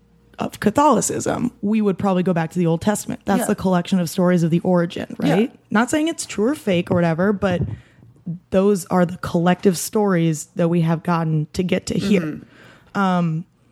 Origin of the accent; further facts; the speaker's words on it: Iowa, United States; I'm from Iowa. Did you not know that? Go Cyclones.